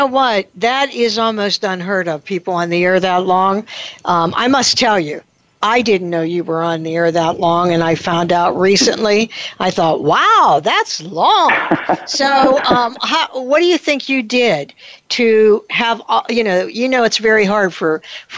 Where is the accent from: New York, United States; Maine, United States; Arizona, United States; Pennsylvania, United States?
Pennsylvania, United States; Pittsburgh; I am definitely hardcore Pittsburgher.